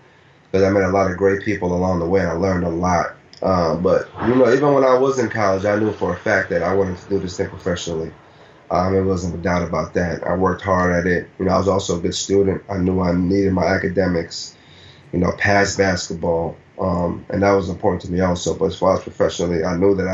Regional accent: Nigeria; moved away; when I was a kid, born and raised in Nigeria

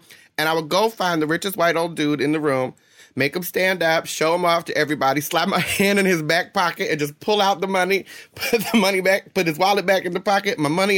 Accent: New Jersey, United States; now in West Coast, United States; I grew up in Jersey

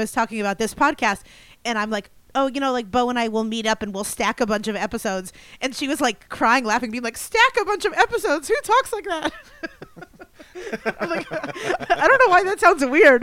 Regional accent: Kingston, Pennsylvania, United States; moved away; I'm from Kingston, Pennsylvania

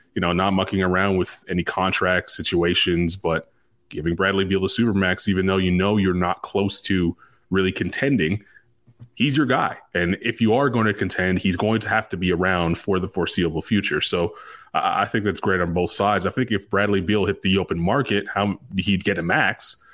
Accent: Canada; now in Charlotte, United States; I'm a Canadian

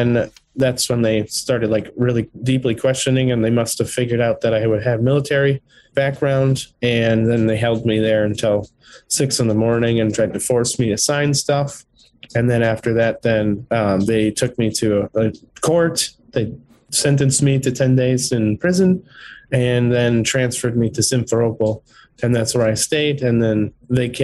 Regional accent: United States; moved away as an adult; also born or lived in Ukraine; being an American

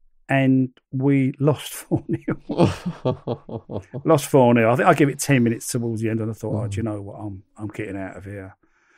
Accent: London, United Kingdom; accent: Cockney; It was almost as if they knew I was a Cockney, you know. I was from London.

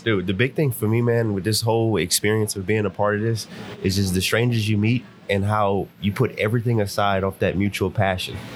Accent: Lafayette, Louisiana, United States; I am from Lafayette, Louisiana

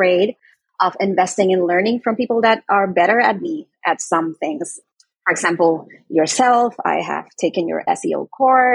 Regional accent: Puerto Rico; I am from Puerto Rico

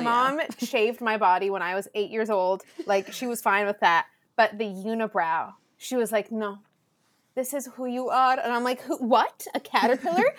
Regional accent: SoCal, California, United States; born or raised there; first language Spanish; English is a second language

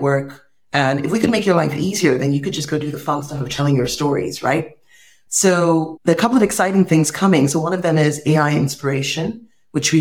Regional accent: Nigeria; I'm this Nigerian girl

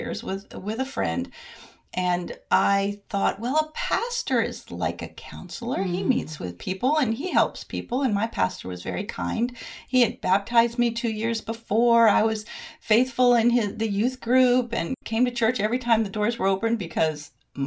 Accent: Bristol, Rhode Island, United States; also born or lived in Columbia, South Carolina; now in Lexington, United States; I'm a Yankee transplant from Bristol, Rhode Island, now living outside of Columbia, South Carolina.

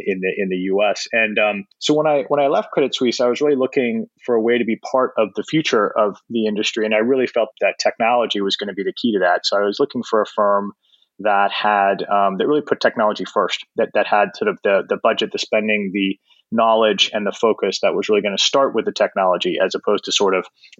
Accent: Canada; moved away as an adult; also born or lived in Toronto; now in New York, United States; I'm Canadian, and I started my career in Toronto with McKinsey & Company as a consultant.

